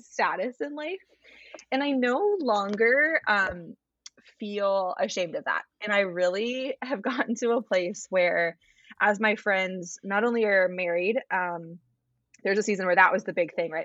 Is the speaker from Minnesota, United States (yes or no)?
no; Arizona, United States; now in Richmond, United States; I live in Richmond, Virginia, which is a city that I have come to really, really love. And um, I didn't expect that. I grew up in Arizona